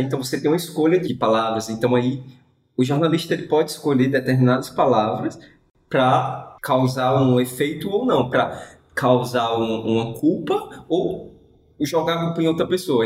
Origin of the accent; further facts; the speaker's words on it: Brazil; nós brasileiros